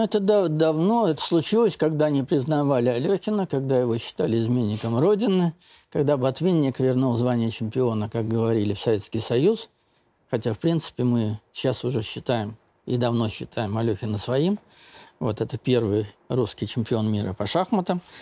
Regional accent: Zlatoust, Chelyabinsk Oblast, Russia; мы с Урала из одного города, ну, из Златоуста

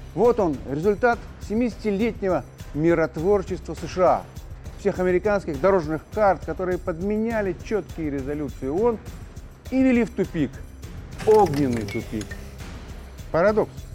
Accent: Belarus; мы, белорусы

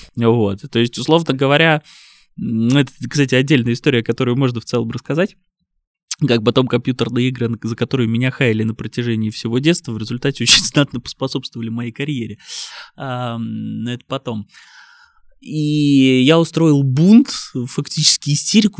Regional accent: Saint Petersburg, Russia; Это мой родной город. Это место, в котором я родился, вырос

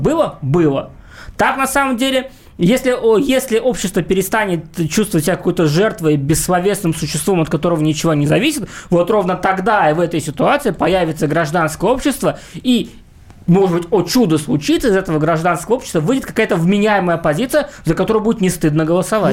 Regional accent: Tashkent, Uzbekistan; moved away; Я там родился, и я там вырос, в Ташкенте

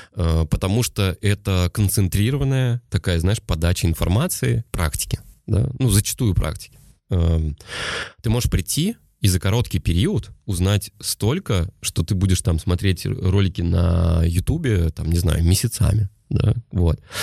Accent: Saratov, Saratov Oblast, Russia; я родом из Саратова. Всем привет из Саратова

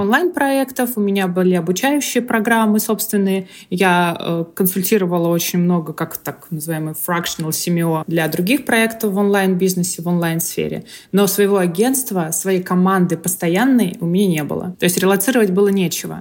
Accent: Moscow, Russia; moved away as an adult; now in Florida, United States; я и сама из Москвы

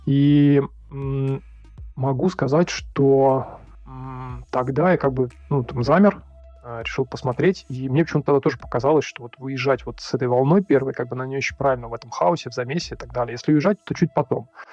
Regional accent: Russia; moved away as an adult; now in Kyrgyzstan; я родился и вырос в России

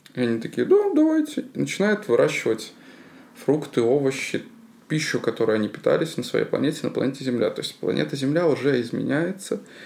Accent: Belarus; Я как белорус

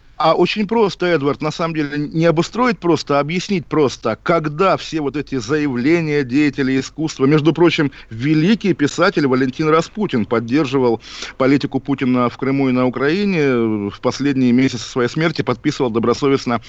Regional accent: Kaliningrad, Kaliningrad Oblast, Russia; мой родной город Калининград

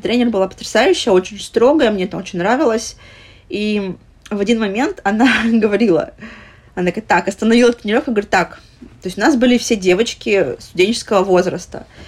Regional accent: Vladivostok, Primorsky Krai, Russia; moved away as an adult; now in Philippines; мы из Владивостока

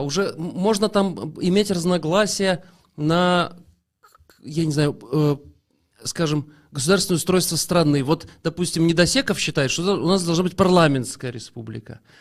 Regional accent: Belarus; мы, несчастные белорусы

